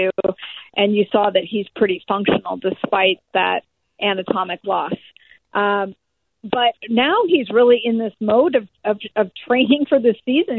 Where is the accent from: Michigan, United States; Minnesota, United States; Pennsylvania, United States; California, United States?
California, United States; the Bay Area; moved away; I'm from the Bay Area originally